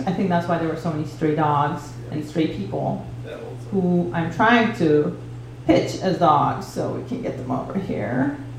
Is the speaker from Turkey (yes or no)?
yes; Turkey; moved away; I grew up in Turkey.